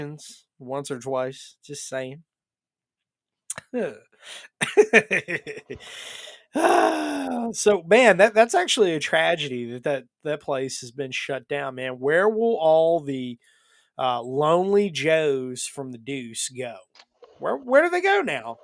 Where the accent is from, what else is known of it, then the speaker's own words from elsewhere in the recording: North Carolina, United States; growing up in North Carolina